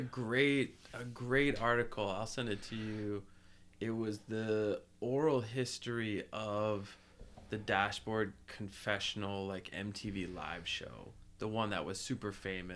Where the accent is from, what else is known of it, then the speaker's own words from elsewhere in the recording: New Jersey, United States; I grew up in New Jersey